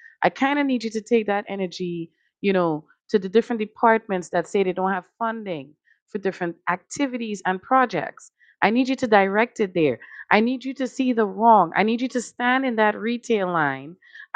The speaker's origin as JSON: {"language": "English", "country": "Trinidad & Tobago", "moved": "yes", "lives_now": "Connecticut, United States", "said": "I come from a country, Trinidad and Tobago, shout out. You know, I come from the West Indies."}